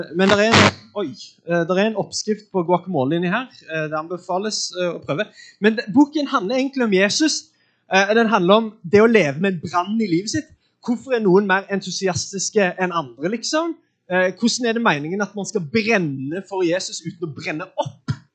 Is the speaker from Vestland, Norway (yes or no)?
no; Sandnes, Rogaland, Norway; jeg er fra Sandnes